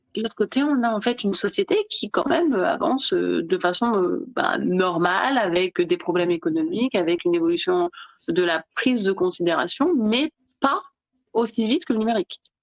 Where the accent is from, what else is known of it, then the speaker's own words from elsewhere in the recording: Nice, Provence-Alpes-Côte d'Azur, France; moved away; also born or lived in Italy / Belgium / Germany / Spain; moi je suis originaire de Nice